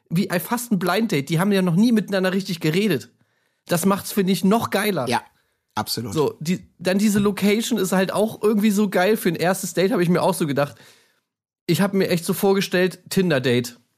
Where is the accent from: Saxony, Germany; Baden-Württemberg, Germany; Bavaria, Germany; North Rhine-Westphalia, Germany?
Baden-Württemberg, Germany; Stuttgart; ich komme aus Stuttgart, ähm, ich bin Vertriebler und studiere nebenbei äh